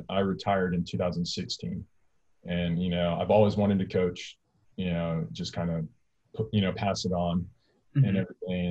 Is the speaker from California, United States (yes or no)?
yes; California, United States; moved away as an adult; also born or lived in Alabama; I'm from California, which is massive.